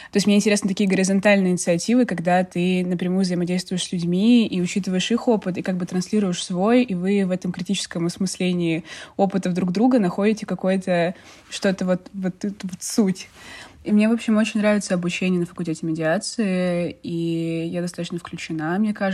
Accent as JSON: {"language": "Russian", "town": "Vladivostok", "region": "Primorsky Krai", "country": "Russia", "moved": "yes", "lives_now": "Saint Petersburg, Russia", "said": "Я приехала из Владивостока два года назад. Я сейчас нахожусь в Петербурге."}